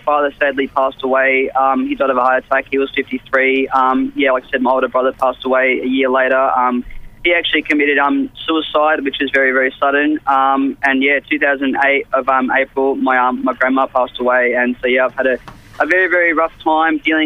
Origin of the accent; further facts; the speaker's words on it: Melbourne, Victoria, Australia; I'm obviously from Melbourne. I live out just past Essendon Way